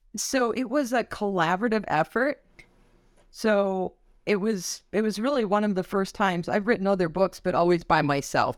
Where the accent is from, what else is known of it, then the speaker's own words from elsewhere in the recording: Wisconsin, United States; I'm from Wisconsin